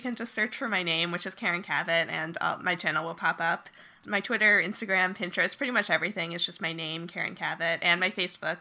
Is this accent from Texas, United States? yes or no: no; New Jersey, United States; moved away as an adult; also born or lived in Rhode Island / San Francisco; I grew up in New Jersey